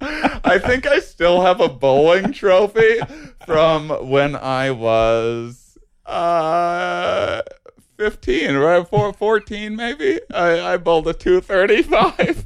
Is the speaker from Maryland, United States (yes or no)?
no; Wisconsin, United States; now in California, United States; I grew up in Wisconsin